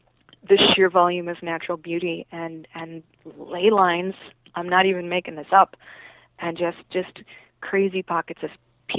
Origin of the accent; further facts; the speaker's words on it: Arkansas, United States; moved away; my home state, which is Arkansas.